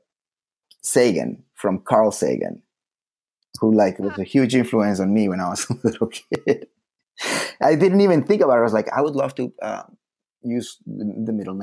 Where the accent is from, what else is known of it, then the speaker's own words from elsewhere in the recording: Colombia; now in United States; German family. I was born in Colombia